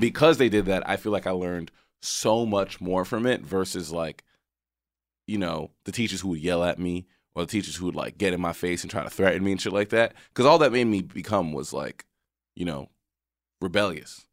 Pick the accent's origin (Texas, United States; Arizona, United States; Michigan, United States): Texas, United States; where I grew up in Texas